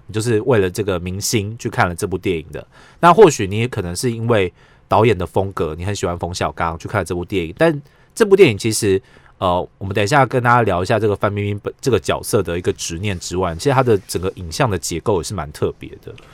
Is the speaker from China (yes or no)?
no; Taiwan; 我们台湾人